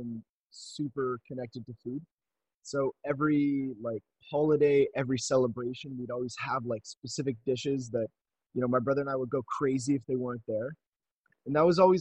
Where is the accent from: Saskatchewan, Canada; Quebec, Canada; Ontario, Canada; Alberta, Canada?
Quebec, Canada; Montreal; I'm from Montreal